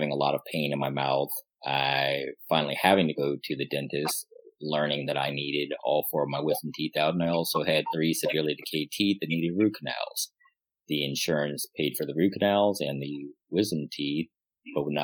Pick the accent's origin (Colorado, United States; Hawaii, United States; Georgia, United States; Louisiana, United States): Colorado, United States; now in Pittsburgh, United States; I'm originally from Colorado